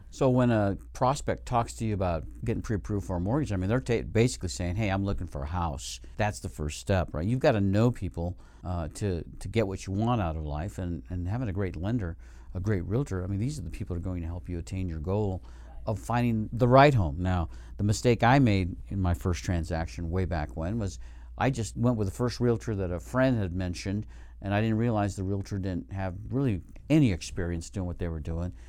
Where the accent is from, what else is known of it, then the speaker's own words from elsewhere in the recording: Reno, Nevada, United States; we're from Reno, uh, Nevada